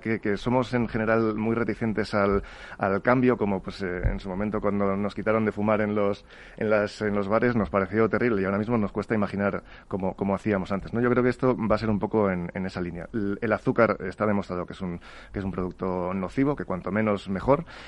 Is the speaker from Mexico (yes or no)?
no; Spain; en España somos